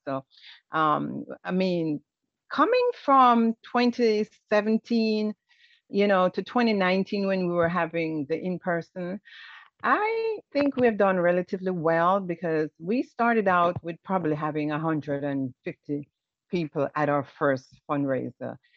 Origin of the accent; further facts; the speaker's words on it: Jamaica; now in United States; as a Jamaican